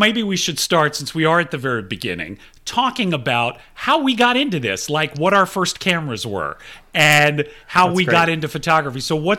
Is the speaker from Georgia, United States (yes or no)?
yes; Atlanta, Georgia, United States; I grew up in Atlanta and... I was a first child and a first grandchild